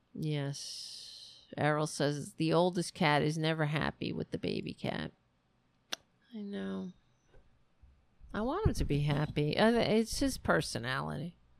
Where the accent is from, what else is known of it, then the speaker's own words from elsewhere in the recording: United States; I'm an American